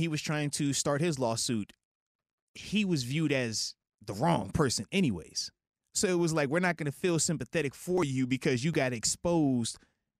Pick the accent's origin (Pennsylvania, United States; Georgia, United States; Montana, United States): Pennsylvania, United States; Baldwin; I feel real, real Yinzer-y right there. Like, I'm from Baldwin. I'm from Baldwin, you know?